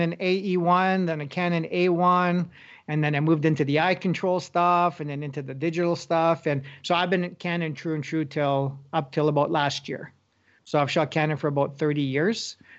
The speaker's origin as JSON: {"language": "English", "town": "Sault Ste. Marie", "region": "Ontario", "country": "Canada", "tie": "born or raised there", "also_born_or_lived": "Thunder Bay", "said": "Sault Ste. Marie, yes, that's where I'm from. Yeah, you betcha. Growing up in Northern Ontario, hunting, fishing, photography, camping, doing it all, right?"}